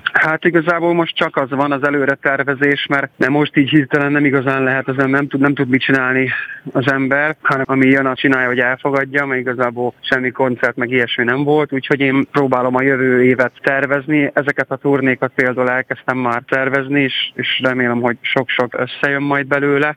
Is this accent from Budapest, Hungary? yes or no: no; Karancslapujtő, Nógrád, Hungary; moved away; egy ilyen község igazából karancslapújt, mai, mai napig is járok oda oda-vissza, nagyon szerettem ott lakni, szerettem ott felnőni